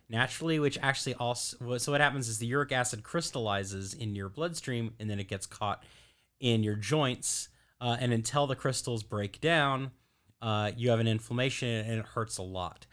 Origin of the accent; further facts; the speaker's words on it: Louisville, Kentucky, United States; now in Florida, United States; I'm from Kentucky originally